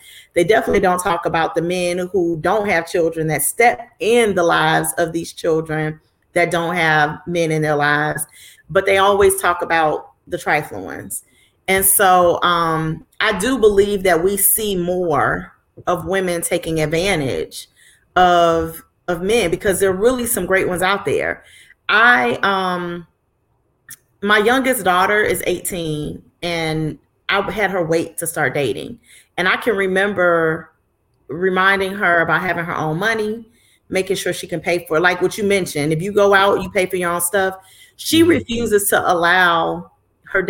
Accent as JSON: {"language": "English", "town": "Chicago", "region": "Illinois", "country": "United States", "said": "I'm from Chicago."}